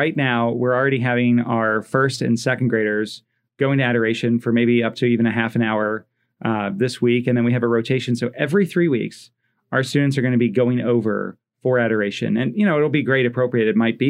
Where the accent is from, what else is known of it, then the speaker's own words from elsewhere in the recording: East Coast, United States; now in Fort Wayne, United States; one of the things I love about living in Fort Wayne, I grew up on the East Coast.